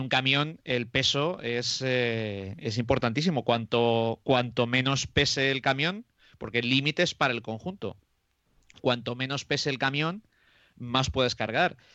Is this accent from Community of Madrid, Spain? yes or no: no; Roa, Castile and León, Spain; mi pueblo que es eh, de Roa, que está a 17 kilómetros de Aranda de Duero